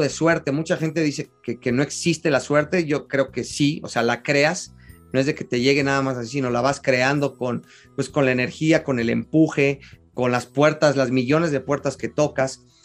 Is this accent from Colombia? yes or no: no; Mexico; soy, sí, soy mexicano